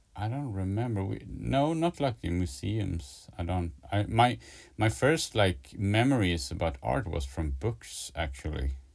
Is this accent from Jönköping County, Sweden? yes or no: no; a town close to Stockholm, Stockholm County, Sweden; also born or lived in Gothenburg, Sweden; now in Stockholm, Sweden; I was born like on the west coast uh, in Gothenburg, and then moved to like I, I grew up in a in a town like in a city pretty close to to Stockholm